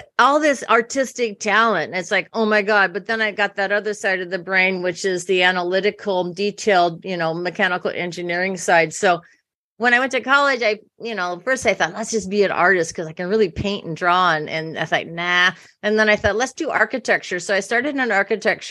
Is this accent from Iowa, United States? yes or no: yes; Iowa, United States; also born or lived in New York City; now in California, United States; I grew up in a small town in Iowa